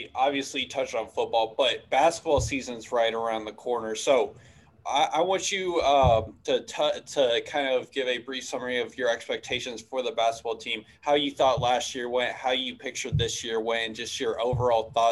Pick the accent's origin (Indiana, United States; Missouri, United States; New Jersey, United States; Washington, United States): Indiana, United States; I'm from Indiana